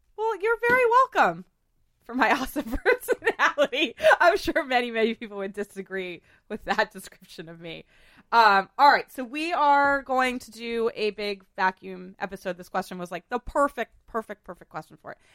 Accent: New England, United States; I'm from New England

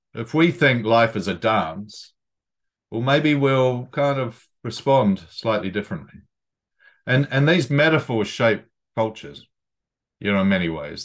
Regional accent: New Zealand; moved away as an adult; also born or lived in Sydney, Australia; now in London, United Kingdom; I'm a boy from New Zealand, Aotearoa, but I've lived in London for, uh, nearly three decades now.

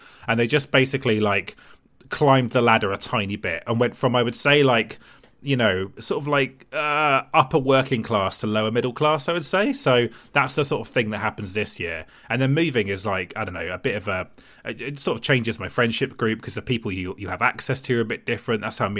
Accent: Gosport, South East England, United Kingdom; I grew up in Gosport in Hampshire, which is Tory heartland.

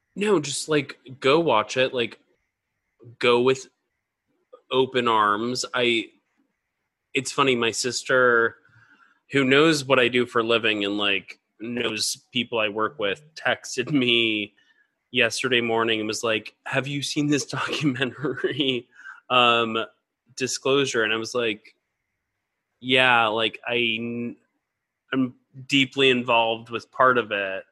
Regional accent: Atlanta area, Georgia, United States; the Atlanta area, and that's where I grew up

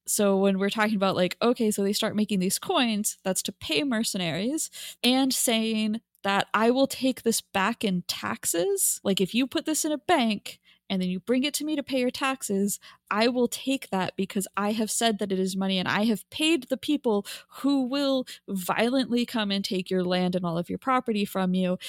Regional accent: United States; me an American

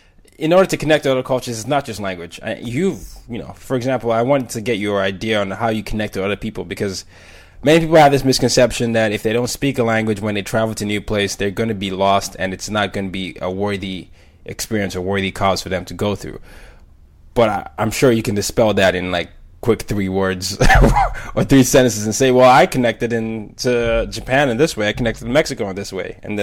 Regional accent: Burkina Faso; But growing up in Burkina Faso and picking up French and studying that, I found that that language, that dual understanding of learning another language and way someone connects, helped me connect with other people.

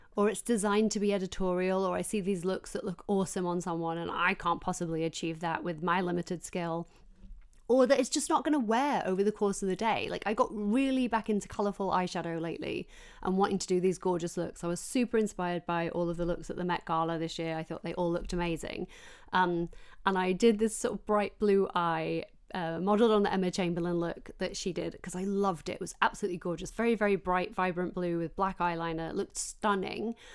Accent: Yorkshire and the Humber, United Kingdom; I grew up working class in South Yorkshire

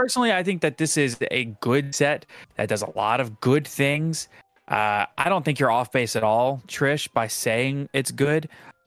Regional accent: New Orleans, Louisiana, United States; Listen, I grew up in New Orleans.

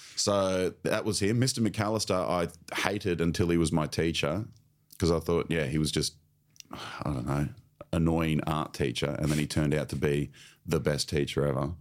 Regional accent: Sunshine Coast, Queensland, Australia; I grew up on the Sunshine Coast

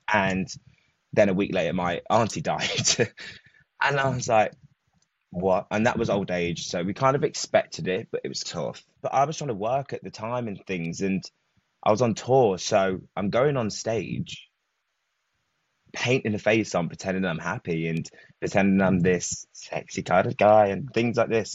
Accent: Leicester, East Midlands, United Kingdom; From Leicester. So not London, but just a little bit out, not too far.

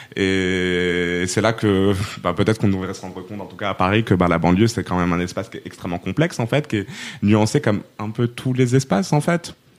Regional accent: Rabat, Rabat-Salé-Kénitra, Morocco; also born or lived in Poitiers, France; now in Aubervilliers, France; je suis marocaine, je viens de Rabat

